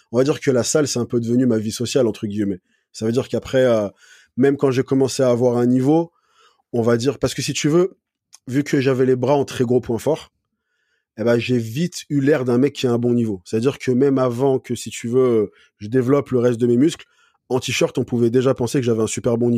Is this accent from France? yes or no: yes; Valence, Auvergne-Rhône-Alpes, France; also born or lived in Paris / Montpellier / United States / Lyon; Alors, de base, je suis de Paris, mais après, j'ai grandi dans le sud, donc vers Valence. ce qui est côté Grenoble, Lyon, enfin, ce secteur-là. Puis après, j'étais à Montpellier, je suis remonté à Paris, j'ai vécu aux États-Unis, à Lyon.